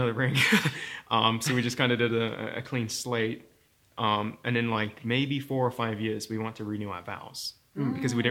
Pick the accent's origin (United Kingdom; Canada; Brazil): United Kingdom; accent: British; moved away as an adult; now in United States; I am British and I have a British accent. Mm. But I live in the United States, so it's a little bit wonky. I moved to the US 6 years ago